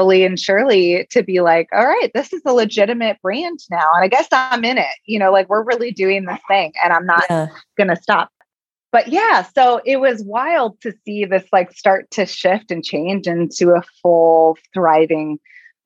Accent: Indiana, United States; this little girl from Indiana

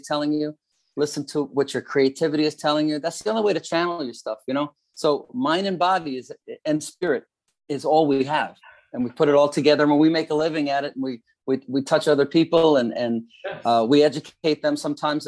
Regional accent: Long Island, New York, United States; It was a good family life in Long Island, New York

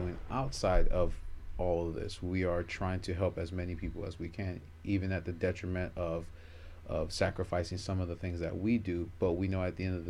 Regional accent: Miami, Florida, United States; I was born in Miami

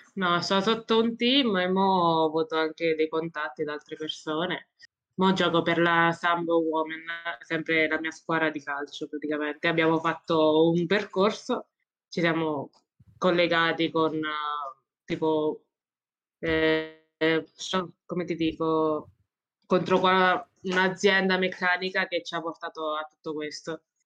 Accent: Roccafluvione, province of Ascoli Piceno, Marche, Italy; vengo da Rocapione, è un piccolo paesino nelle Marche, in provincia di Ascoli Vicena

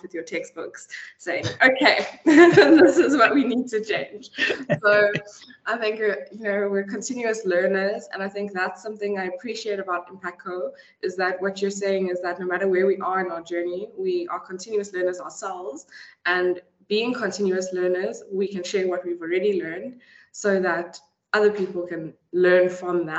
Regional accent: Empangeni, KwaZulu-Natal, South Africa; moved away as an adult; also born or lived in Pretoria; I grew up in Impingani, which is a very small town, not really on the map.

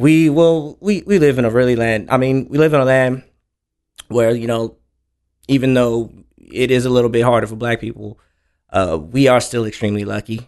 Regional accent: Houston, Texas, United States; also born or lived in Oklahoma / Dallas, Texas / Rowlett, Texas; Most of my time was spent in A Leaf

